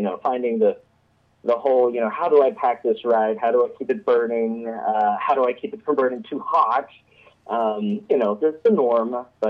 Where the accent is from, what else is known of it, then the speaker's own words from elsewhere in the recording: Monahans, Texas, United States; now in Beaverton, United States; I grew up in a small town called Monahans in Texas. It's in the middle of the Permian Basin, dead center of oil field country.